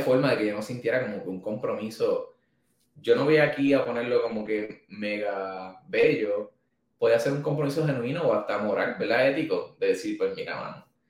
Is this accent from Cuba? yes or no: no; Manatí, Puerto Rico; volví para Manatí, que es, mi, es mi pueblo, es donde está nuestra oficina